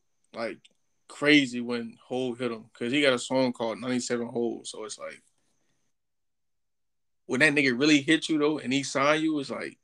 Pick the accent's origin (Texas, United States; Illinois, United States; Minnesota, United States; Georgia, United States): Georgia, United States; I'm from Georgia, bro.